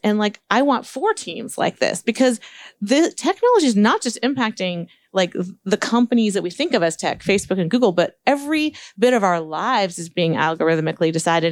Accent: Palo Alto, California, United States; I grew up in Palo Alto and started programming in fifth grade.

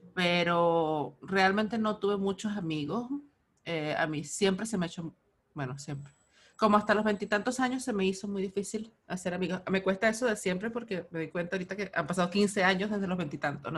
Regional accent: Altagracia de Orituco, Guárico, Venezuela; yo soy de Altagracia de Brituco

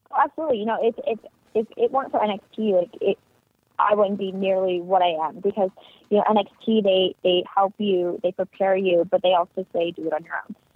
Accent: Ohio, United States; now in Florida, United States; I grew up in Ohio and it's a very farmy area that I grew up in.

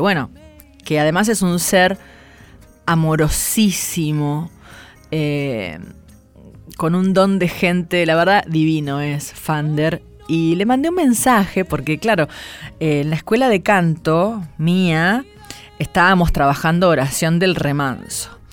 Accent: San Nicolás de los Arroyos, Buenos Aires Province, Argentina; Soy de San Nicolás de los Arroyos, nací cerca del río Paraná

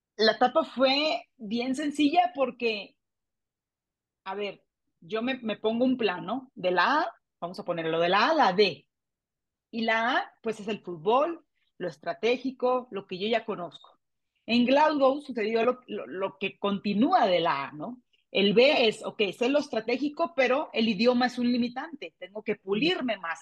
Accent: Mexico; aquí en mi país

